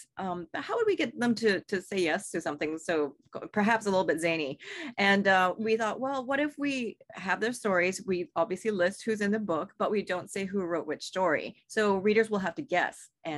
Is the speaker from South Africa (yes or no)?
no; Singapore; You know, I come from Singapore, a culture of really great food